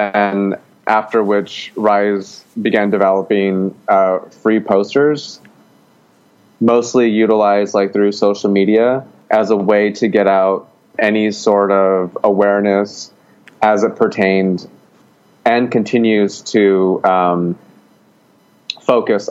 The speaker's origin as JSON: {"language": "English", "town": "Gallup", "region": "New Mexico", "country": "United States", "moved": "yes", "lives_now": "Portland, United States", "said": "I'm originally from Gallup, New Mexico"}